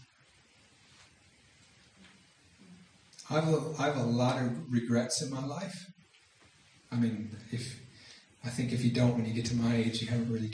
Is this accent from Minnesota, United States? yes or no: yes; Minneapolis, Minnesota, United States; I'm from Minneapolis